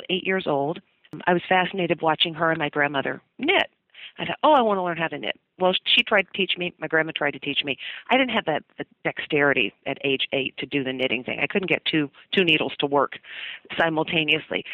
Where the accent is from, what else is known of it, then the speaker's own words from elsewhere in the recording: Dalton, Georgia, United States; I'm from a little town called Dalton, Georgia. It's about 90 miles northwest of Atlanta. And while you may have never heard of Dalton, I'm pretty sure you've heard of wall-to-wall carpeting. It was invented in my hometown